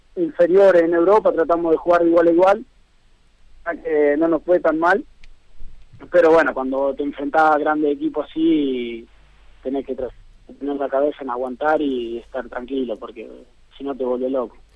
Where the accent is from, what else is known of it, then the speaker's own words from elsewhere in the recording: Conesa, Buenos Aires, Argentina; moved away as an adult; also born or lived in San Nicolás, Argentina; now in San Marino; nací en San Nicolás, ahí soy del pueblo de Conesa, que está a 20 kilómetros de San Nicolás